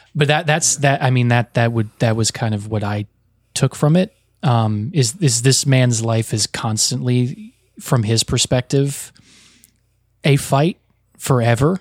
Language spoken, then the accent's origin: English; the New York area, United States; I grew up in the New York area with a lot of Italian American kids